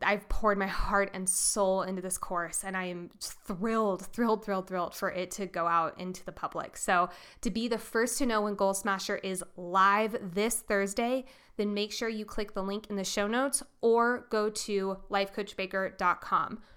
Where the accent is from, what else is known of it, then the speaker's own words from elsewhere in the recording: Colorado, United States; I'm from Colorado.